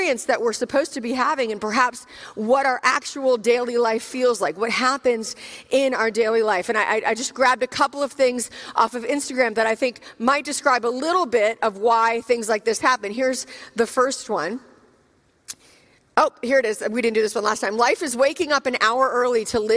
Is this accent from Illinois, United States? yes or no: no; Richmond, Virginia, United States; I'm actually from Richmond, Virginia